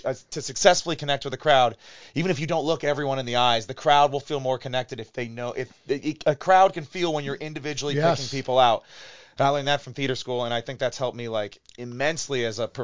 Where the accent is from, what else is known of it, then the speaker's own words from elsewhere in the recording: Chagrin Falls, Ohio, United States; also born or lived in Cleveland, Ohio; I grew up in Chagrin Falls, a Catholic school all my life, and then went to Cleveland State for college.